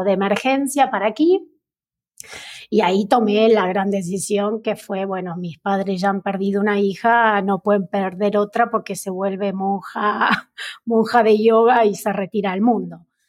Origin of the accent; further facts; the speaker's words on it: Neuquén, Argentina; also born or lived in La Plata, Buenos Aires / northern Buenos Aires Province / Buenos Aires; a mis ocho años me vine a Neuquén, que es la provincia de mi madre. Y ya aquí pasé casi toda la escolarización